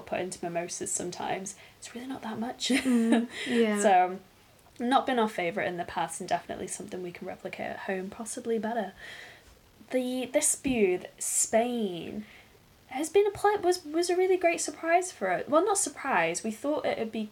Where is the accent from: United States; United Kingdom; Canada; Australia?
United Kingdom; England; As an English person